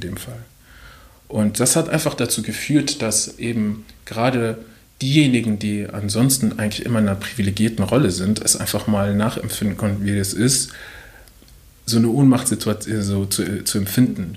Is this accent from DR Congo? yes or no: yes; DR Congo; now in Germany; ich komme auch noch aus dem Kongo